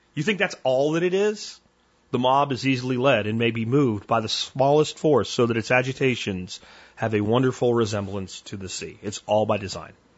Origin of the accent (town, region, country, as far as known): United States